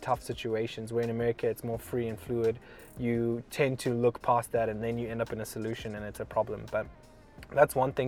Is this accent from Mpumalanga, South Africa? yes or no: yes; Nelspruit, Mpumalanga, South Africa; now in United States; I'm from Nelspruit. It's a little town that's very much like a jungle.